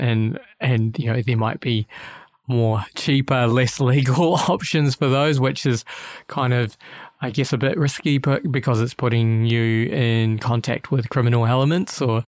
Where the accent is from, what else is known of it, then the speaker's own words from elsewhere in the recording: New Zealand; now in Australia; I'm a New Zealander living in Australia